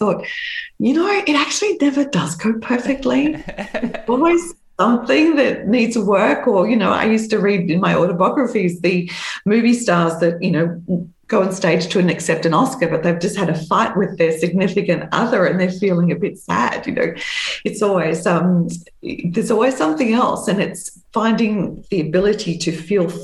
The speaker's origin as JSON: {"language": "English", "country": "Australia", "tie": "born or raised there", "said": "in my hometown in Australia"}